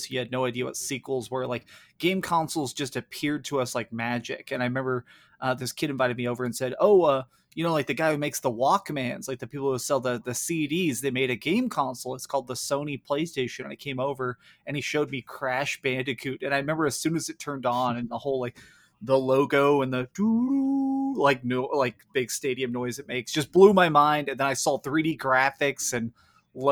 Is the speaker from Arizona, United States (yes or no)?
no; Dallas, Texas, United States; I grew up here in Dallas, Texas